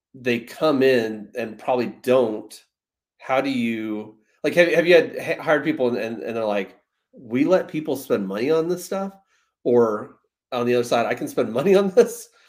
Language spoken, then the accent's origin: English; Rockford, Illinois, United States; I'm from Rockford